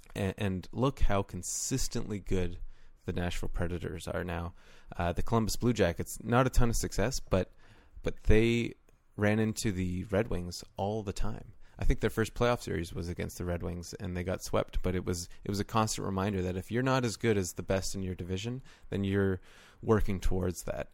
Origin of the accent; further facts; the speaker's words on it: Canada; as a Canadian or someone who has grown up watching and playing the game their whole lives